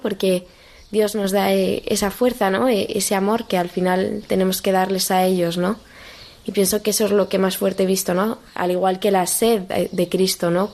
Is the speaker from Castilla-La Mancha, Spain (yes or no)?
no; Madrid, Community of Madrid, Spain; also born or lived in Boadilla del Monte; tengo 18 años y soy de Madrid